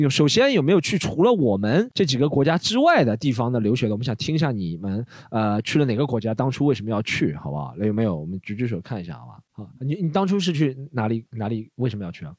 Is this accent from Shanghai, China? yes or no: yes; Shanghai, China; 我们上海人